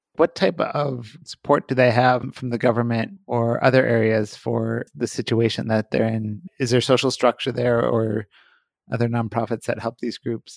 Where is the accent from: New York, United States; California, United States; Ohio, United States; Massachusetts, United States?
Ohio, United States; Columbus; my hometown in Columbus, Ohio